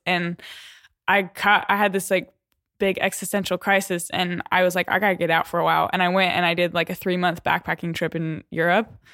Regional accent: Denver, Colorado, United States; moved away as an adult; also born or lived in Waco, Texas; I was born in Denver, Colorado. Grew up in Colorado.

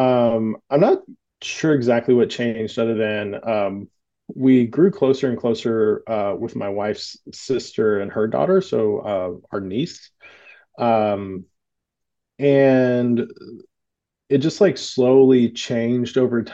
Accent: Southern United States, United States; growing up in the Southern United States

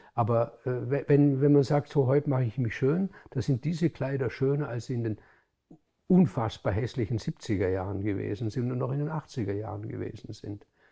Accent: Hohenems, Vorarlberg, Austria; In Hohenems, wo ich, wo ich aufgewachsen bin

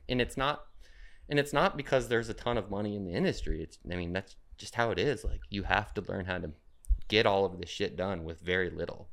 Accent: Phoenix, Arizona, United States; moved away as an adult; now in Portland, United States; I live in Portland now, but I'm from Phoenix.

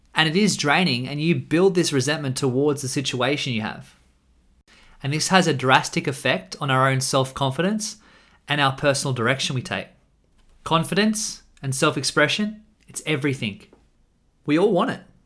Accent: Australia; I'm an Australian man

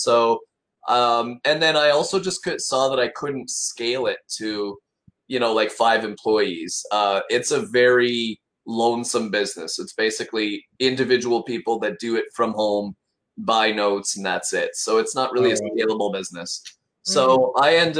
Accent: Edmonton, Alberta, Canada; also born or lived in Victoria / Montreal; So I'm originally from, I was born in Victoria, BC. Moved around a lot as my father was in the Navy, ended up in Edmonton for 15 years. And then my mom moved us closer to her family in Montreal.

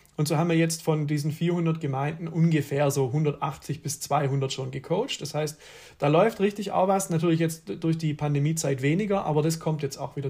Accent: Swabia, Baden-Württemberg, Germany; ich komme halt aus dem Schwabenland

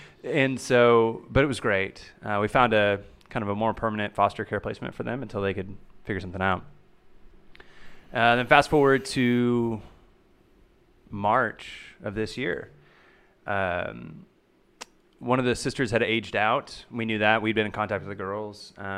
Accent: Oklahoma, United States; moved away as an adult; now in Texas, United States; So we've been here for about a year and a half. … and I are both from Oklahoma.

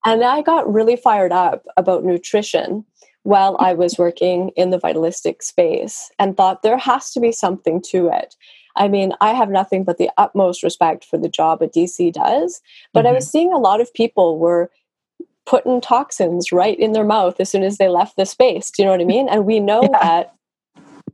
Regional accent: Vancouver, British Columbia, Canada; first language English; moved away as an adult; now in Norway; I'm from Canada. I'm from Vancouver, okay. British Columbia.

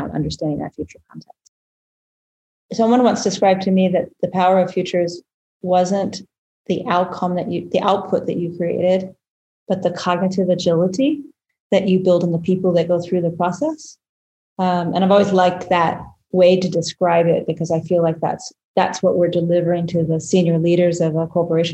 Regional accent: United States

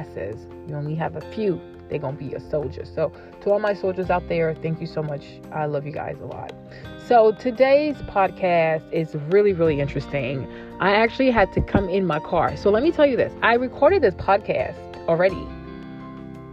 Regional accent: Côte d’Ivoire; I'm from the Ivory Coast, which is West Africa. I'm from Cote d'Ivoire

